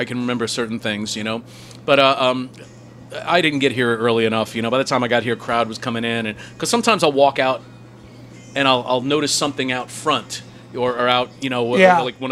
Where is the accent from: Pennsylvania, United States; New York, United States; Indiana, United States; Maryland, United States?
New York, United States; Long Island; I grew up in Long Island